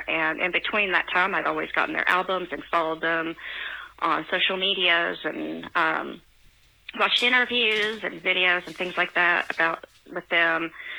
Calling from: Tennessee, United States; also born or lived in Virginia; I'm calling from Tennessee

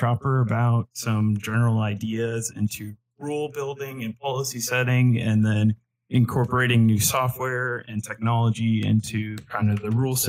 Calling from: Fayetteville, Arkansas, United States; Fayetteville, Arkansas.

